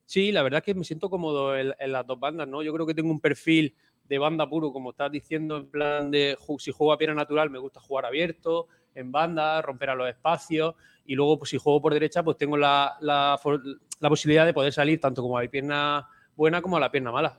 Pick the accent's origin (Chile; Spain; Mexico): Spain; Lorca, Region of Murcia; also born or lived in Burgos / Vigo; now in Málaga, Spain; yo soy de Lorca